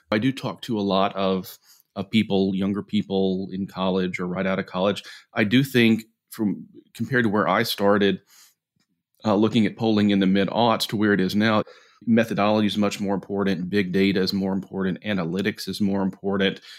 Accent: Jackson, Mississippi, United States; moved away; also born or lived in Montgomery, Alabama; I grew up in Jackson, Mississippi, ultimately moved to Montgomery, Alabama

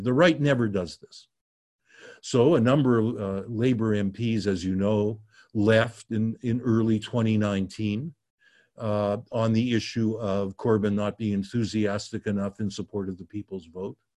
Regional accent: Canada; as a Canadian

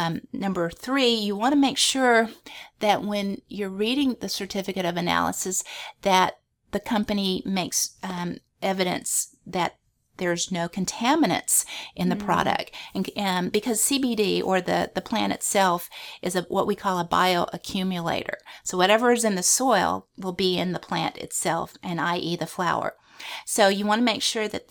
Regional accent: Louisiana, United States; we're from Louisiana

